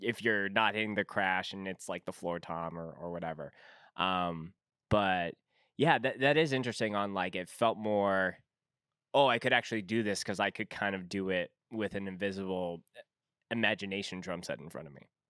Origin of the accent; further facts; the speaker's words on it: Winnipeg, Manitoba, Canada; I'm from Winnipeg